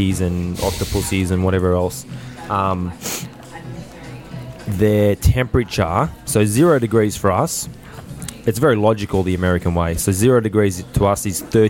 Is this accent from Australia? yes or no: yes; Penrith, New South Wales, Australia; Penrith's my hometown